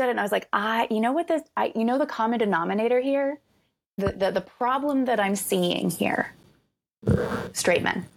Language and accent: English; rural Florida, United States; I grew up in Florida, like rural Florida